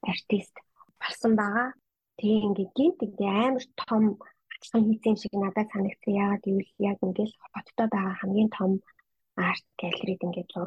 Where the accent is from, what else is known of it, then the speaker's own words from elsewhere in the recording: Ulaanbaatar, Mongolia; now in Brisbane, Australia; Би өөр Улаанбаатар хотод төрөөд Улаанбаатар хотод олгосон Бахтайргийн охин байгаа. Аа манай гэрийнхэн бүгдээрээ аа Сүхбаатар аймгийн.